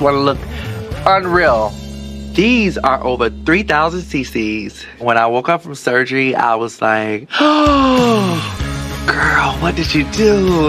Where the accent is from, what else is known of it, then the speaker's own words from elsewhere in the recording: Miami, Florida, United States; I'm 34 years of age, and I'm from Miami, Florida.